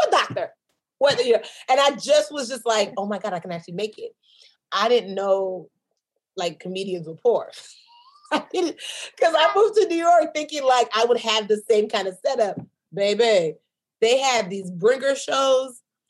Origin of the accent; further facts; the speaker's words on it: Nigeria; Because in my mind, again, I'm a Nigerian businesswoman.